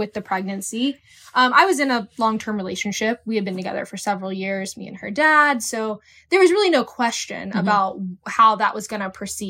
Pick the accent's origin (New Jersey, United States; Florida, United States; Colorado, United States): Florida, United States; Jacksonville; So yeah, I was born and raised in Jacksonville, Florida here. I'm married to Nathan. I have four kids.